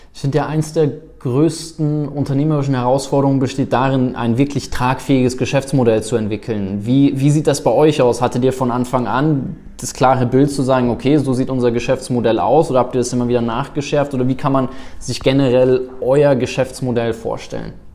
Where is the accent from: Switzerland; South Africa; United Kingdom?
South Africa; moved away; ich bin in Afrika, in Südafrika groß geworden